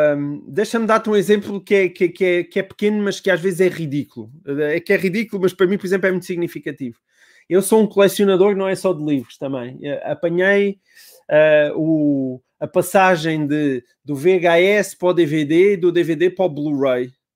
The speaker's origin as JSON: {"language": "Portuguese", "country": "Portugal", "said": "como, como português"}